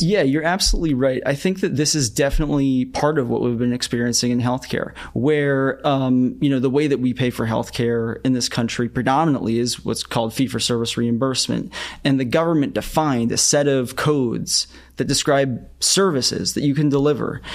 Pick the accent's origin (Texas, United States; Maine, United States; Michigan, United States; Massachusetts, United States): Massachusetts, United States; Boston; I grew up in the Boston area where there's sort of like a lot of biotech.